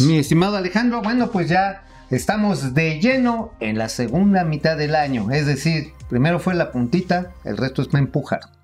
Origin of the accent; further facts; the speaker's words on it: Tabasco, Mexico; moved away; en las costas de Tabasco, allá en mi patria chica